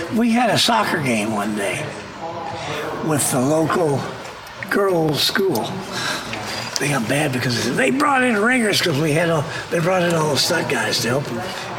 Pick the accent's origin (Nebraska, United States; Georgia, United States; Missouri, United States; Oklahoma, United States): Oklahoma, United States; moved away as an adult; also born or lived in Italy; I'm from Oklahoma.